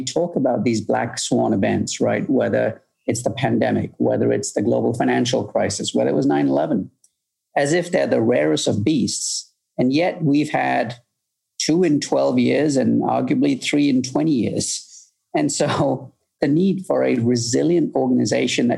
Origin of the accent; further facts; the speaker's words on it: United Kingdom; moved away as an adult; also born or lived in Malaysia; now in Chicago, United States; I grew up in the UK